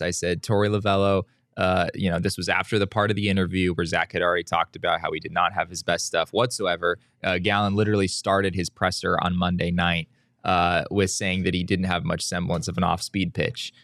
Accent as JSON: {"language": "English", "region": "Arizona", "country": "United States", "tie": "born or raised there", "said": "I grew up in Arizona"}